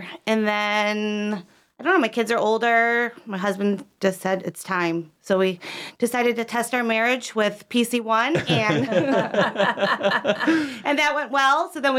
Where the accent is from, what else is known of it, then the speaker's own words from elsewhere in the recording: Buffalo, New York, United States; moved away as an adult; also born or lived in Lake Norman area, North Carolina; now in North Carolina, United States; I'm from Buffalo, New York